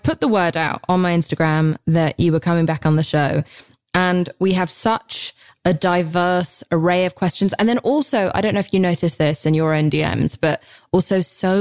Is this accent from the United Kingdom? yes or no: yes; England, United Kingdom; I'm so English